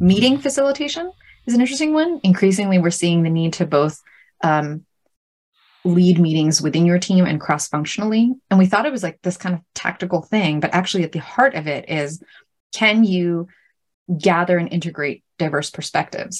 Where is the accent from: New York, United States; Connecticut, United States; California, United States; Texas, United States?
New York, United States; New York City; I grew up in Brooklyn